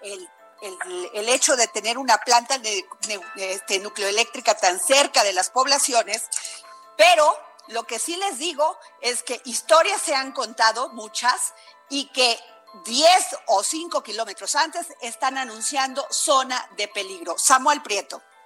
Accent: Vega de Alatorre, Veracruz, Mexico; yo soy de Vega de la Torre Veracruz

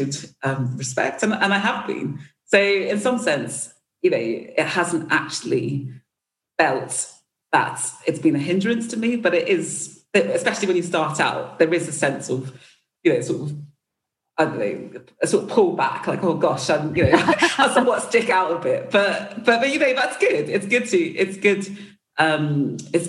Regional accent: United Kingdom; I'm black British

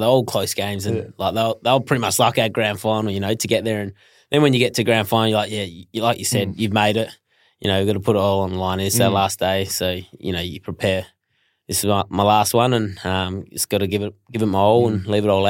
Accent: Perth, Western Australia, Australia; moved away as an adult; also born or lived in Melbourne; I'm from Perth

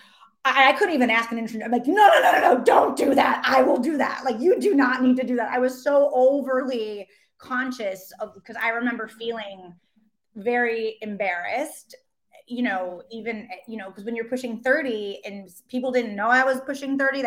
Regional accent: Chicago, Illinois, United States; now in New York, United States; I'm from Chicago. I'm from the Midwest.

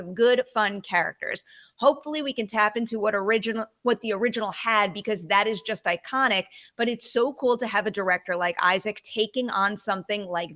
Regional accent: New York, United States; growing up in New York

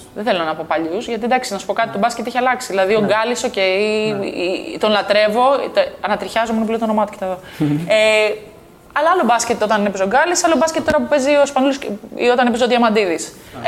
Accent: Greece; also born or lived in Texas, United States / New York, United States

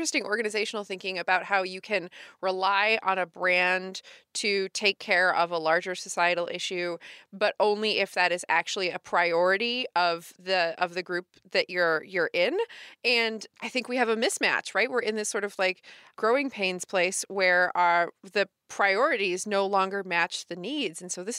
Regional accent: United States; I'm American, man.

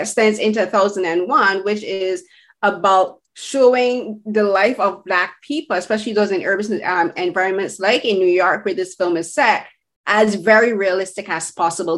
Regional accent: Barbados; I'm from the Caribbean, as you, like, we both have shared that similarity, but I'm from Barbados

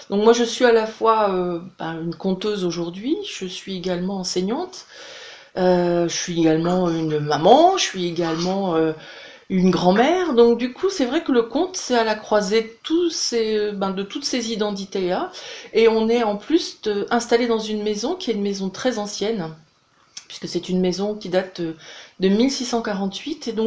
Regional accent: Brest, Brittany, France; Alors moi je suis bretonne, je suis même brestoise, mon, mari lui il est du sud-ouest.

